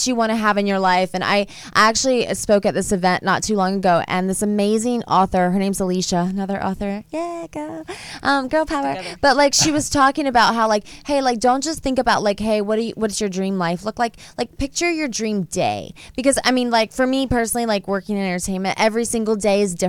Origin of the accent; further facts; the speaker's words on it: Georgia, United States; now in Los Angeles, United States; I also grew up in the South